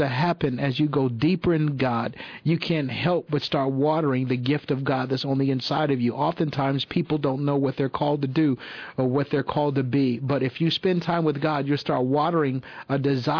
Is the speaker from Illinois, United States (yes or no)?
no; Toledo, Ohio, United States; now in Michigan, United States; I was born in Toledo, Ohio, in Mercy Hospital